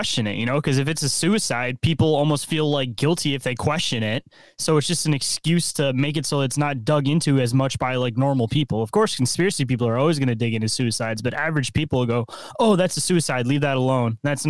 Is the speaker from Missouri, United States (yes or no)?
no; Michigan, United States; I'm from Michigan.